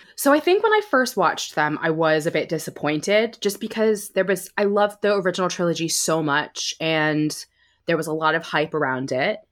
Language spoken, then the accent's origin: English; United States; moved away as an adult; now in United Kingdom; I live in the U K now, but I grew up in the States